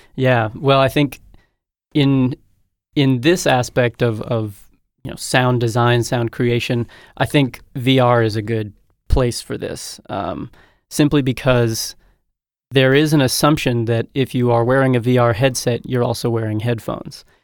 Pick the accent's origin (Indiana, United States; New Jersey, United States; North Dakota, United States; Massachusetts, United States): North Dakota, United States; also born or lived in Montana; I hail from the Mondac region.